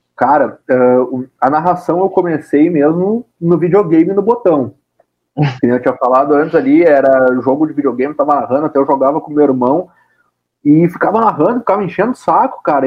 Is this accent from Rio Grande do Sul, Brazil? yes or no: yes; Caxias do Sul, Rio Grande do Sul, Brazil; also born or lived in Porto Alegre; eu nasci em Porto Alegre e logo quando eu era ainda nenê de colo, eu fui morar em Caxias do Sul. Então, a grande parte da minha infância, grande parte não, toda a minha infância e um pouco da minha adolescência foi em Caxias do Sul.